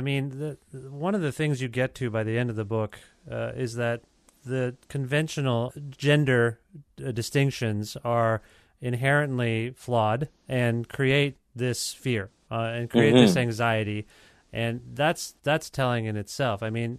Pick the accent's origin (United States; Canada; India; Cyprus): India; You know, I'm an Indian guy.